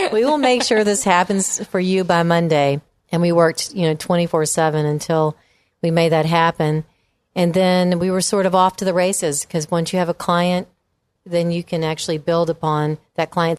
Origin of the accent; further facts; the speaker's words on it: Memphis, Tennessee, United States; moved away as an adult; also born or lived in Virginia / England / Washington, D.C.; I grew up in Memphis, went to high school at Lausanne